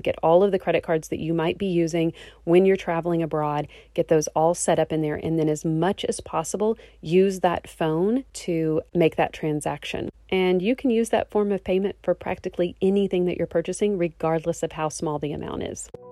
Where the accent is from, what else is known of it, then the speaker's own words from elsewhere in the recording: Texas, United States; I am from Texas